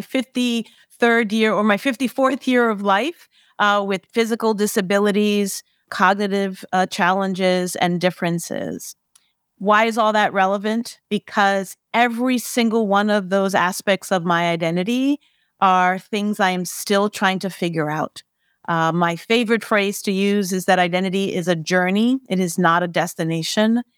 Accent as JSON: {"language": "English", "town": "New York City", "region": "New York", "country": "United States", "tie": "born or raised there", "said": "I grew up in El Barrio, which is Spanish Harlem in New York City in Manhattan."}